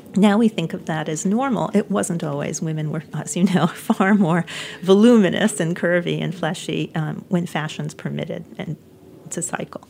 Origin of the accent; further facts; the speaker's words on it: New York City, New York, United States; moved away as an adult; New York City, which is my hometown, and I was raised here